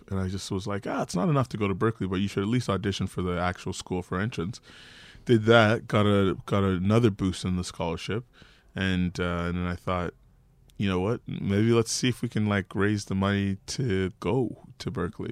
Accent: Toronto, Ontario, Canada; Toronto's such a big city, but for me, growing up in Regent Park

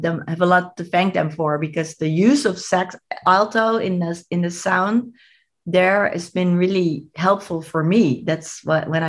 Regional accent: Amsterdam, North Holland, Netherlands; moved away; I'm from Amsterdam

